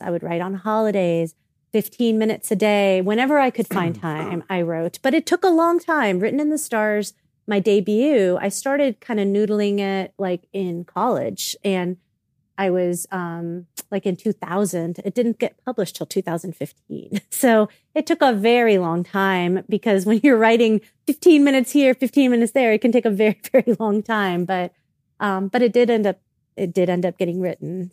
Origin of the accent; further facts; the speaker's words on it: South Florida, United States; I was born and raised in South Florida